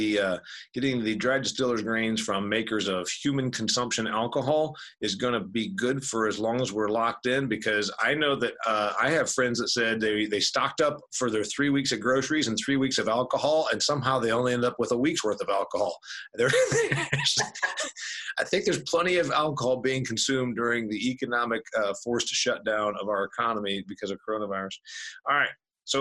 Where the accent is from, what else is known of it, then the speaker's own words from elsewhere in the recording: Indiana, United States; You know, she's in Ohio, I'm from Indiana.